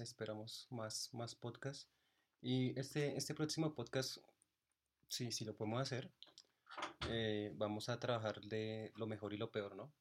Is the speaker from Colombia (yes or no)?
yes; Colombia